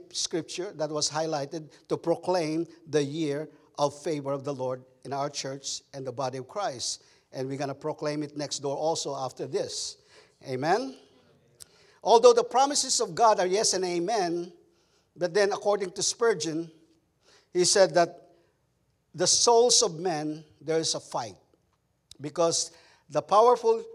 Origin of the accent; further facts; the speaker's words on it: Philippines; English is a second language; now in Texas, United States; as a Filipino cowboy, that's how we do it in Texas.